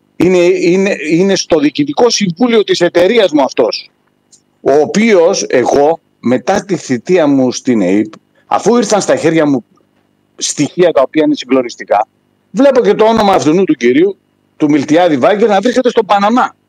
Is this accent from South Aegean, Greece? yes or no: yes; Rhodes, village of Agios Isidoros, South Aegean, Greece; moved away as an adult; now in Denmark; η καταγωγή μου είναι από τη Ρόδο, από ένα χωριό, τον Άγιο Ισίδωρο